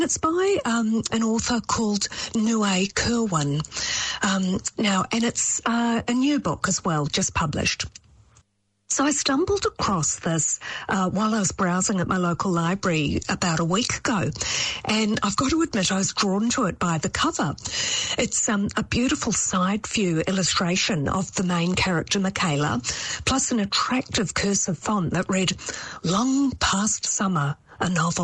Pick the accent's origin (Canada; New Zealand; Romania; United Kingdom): New Zealand; as a Kiwi